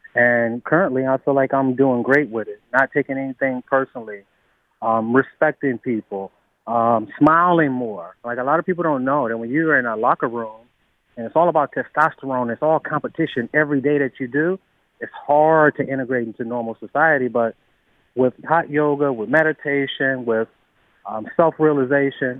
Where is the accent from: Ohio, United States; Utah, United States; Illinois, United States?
Ohio, United States; Cleveland; born or raised there